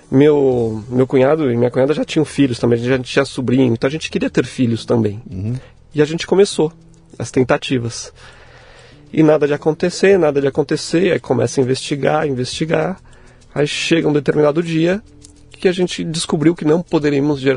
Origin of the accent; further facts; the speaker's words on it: São Paulo, Brazil; born there; Nasci em São Paulo mesmo